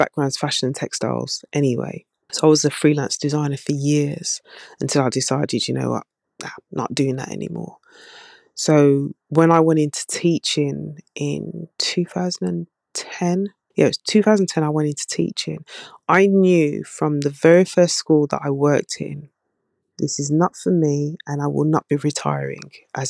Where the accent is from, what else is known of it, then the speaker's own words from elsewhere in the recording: Birmingham, West Midlands, United Kingdom; from Birmingham, even though you slated my accent.